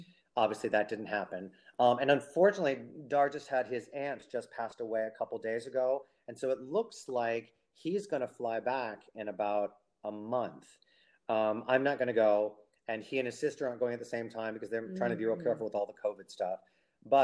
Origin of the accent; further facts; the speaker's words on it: United States; But I'm whitey American.